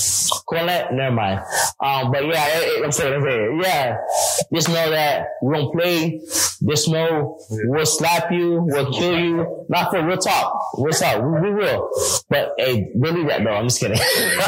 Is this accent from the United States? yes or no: yes; United States; Growing up in America, people don't like the Haitians. In the Caribbean, they don't like the Haitians.